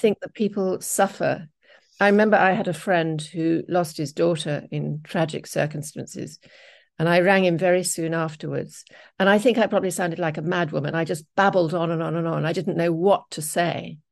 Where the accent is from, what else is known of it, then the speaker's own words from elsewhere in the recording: England, United Kingdom; moved away as an adult; I'm English